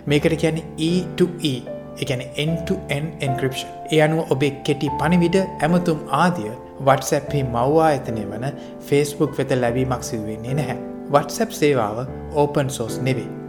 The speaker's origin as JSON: {"language": "Sinhala", "country": "Sri Lanka", "said": "ශ්‍රී ලාංකිකයන් විදියට අපි"}